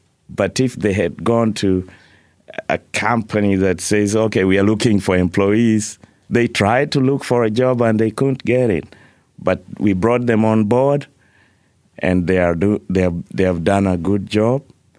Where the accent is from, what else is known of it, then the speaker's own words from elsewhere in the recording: Kenya; moved away; So, for example, I moved here from Kenya. I arrived here with $60 in my pocket.